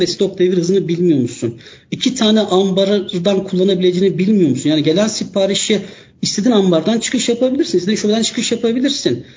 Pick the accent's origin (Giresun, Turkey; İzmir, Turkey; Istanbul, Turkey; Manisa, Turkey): Istanbul, Turkey; 1980 İstanbul doğumluyum.